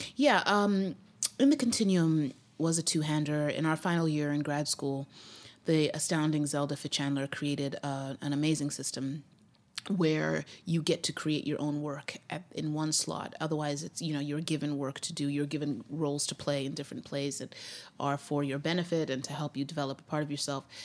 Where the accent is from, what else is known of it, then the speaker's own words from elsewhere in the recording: Zimbabwe; moved away as an adult; also born or lived in Grinnell, Iowa, United States; now in United States; we moved back to Zimbabwe, and, uh, that's where I was raised from age five to age nineteen